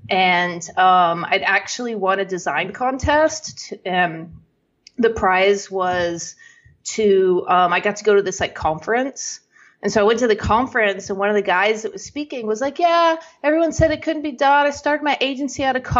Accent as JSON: {"language": "English", "region": "Texas", "country": "United States", "tie": "born or raised there", "said": "Yeah. I live like probably the first, I don't want to say first half, but yeah, until my 20s, I was in Texas."}